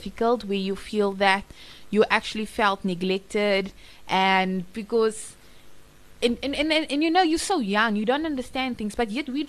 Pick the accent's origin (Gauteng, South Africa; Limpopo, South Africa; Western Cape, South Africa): Western Cape, South Africa; Cape Town; also born or lived in Johannesburg; I was born in Cape Town.